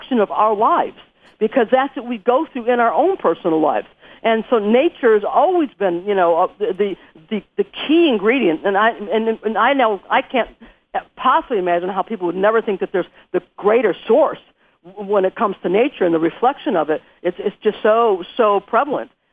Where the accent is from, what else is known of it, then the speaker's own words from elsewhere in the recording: Western New York, United States; moved away as an adult; also born or lived in California; I'm actually from a place up in Western New York, which is, you know, farmland